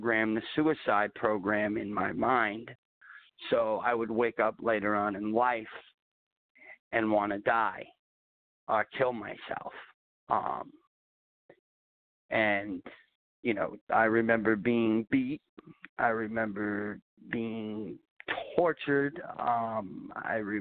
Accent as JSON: {"language": "English", "area": "Long Island", "region": "New York", "country": "United States", "tie": "born or raised there", "also_born_or_lived": "Clearwater, Florida", "lives_now": "Simpsonville, United States", "said": "we had moved to New York when I was 1 year old."}